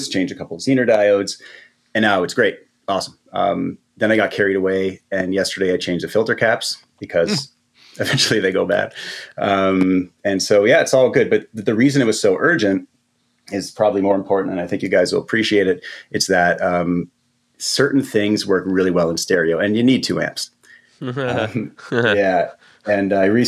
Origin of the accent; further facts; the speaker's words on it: Canada; I'm Canadian